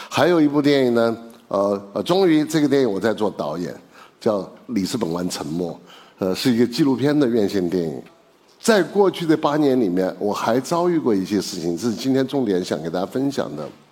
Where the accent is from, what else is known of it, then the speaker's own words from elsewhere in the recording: Chengdu, Sichuan, China; 因为我是成都人嘛